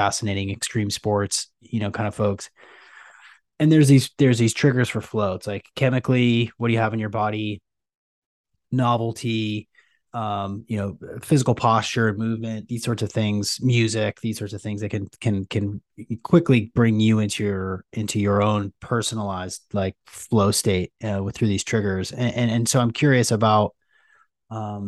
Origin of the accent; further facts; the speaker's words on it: Seattle, Washington, United States; I'm from Seattle